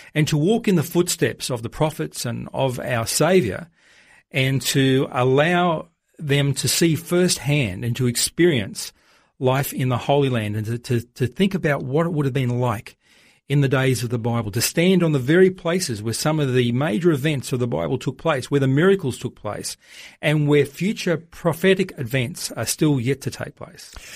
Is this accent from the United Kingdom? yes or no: no; Australia; as an Australian